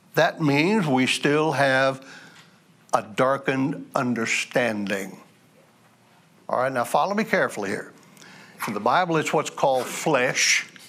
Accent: United States; I'm an American.

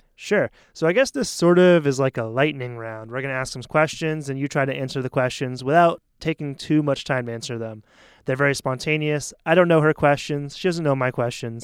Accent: Maine, United States; moved away as an adult; also born or lived in South Korea; now in Taiwan; I'm from Maine, which is right on the Canadian border

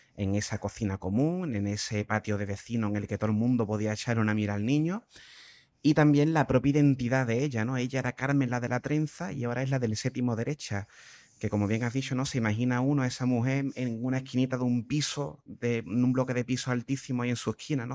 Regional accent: Cádiz, Andalusia, Spain; me haya criado en Cádiz

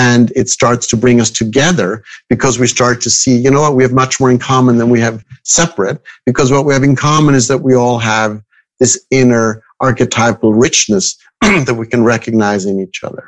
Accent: Zurich, Switzerland; I was born and raised in Switzerland, in Zurich.

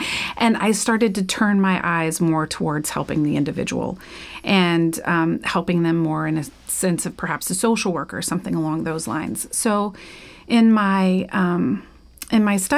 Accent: Florida, United States; growing up in Florida, well, just growing up, Gatorade is a common product.

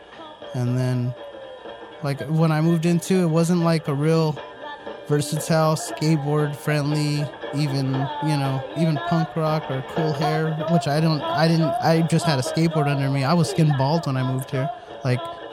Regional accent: La Puente, California, United States; also born or lived in West Covina; I say that I'm, you know, from La Puente

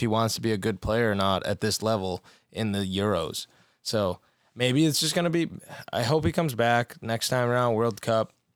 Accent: Portugal; being Portuguese

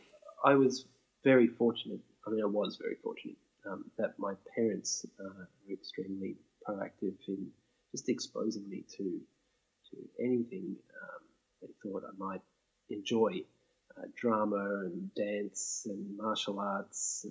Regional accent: Brisbane, Queensland, Australia; from Brisbane in Queensland, Australia, and I grew up there

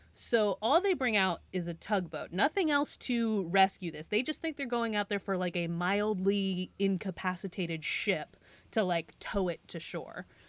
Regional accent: Western Massachusetts, United States; I'm from Western Massachusetts, so not the side of the state that's by the water

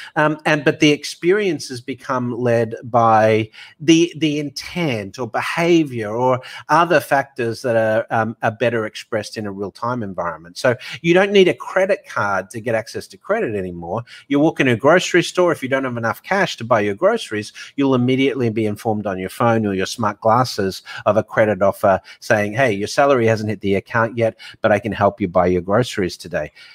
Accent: Australia; moved away as an adult; also born or lived in Hong Kong / Dubai; now in New York, United States; I've been offshore for twenty years, even though I'm Aussie

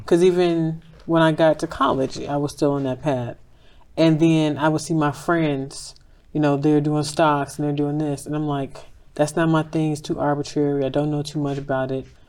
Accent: Chicago, Illinois, United States; moved away as an adult; also born or lived in Dallas, Texas; I'm from Inglewood, I left Chicago two weeks out of high school, so I was in Dallas for eight years, nine years.

